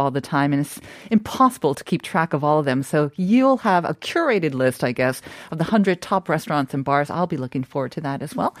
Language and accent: English; Canada; now in Seoul, South Korea; I was growing up in Canada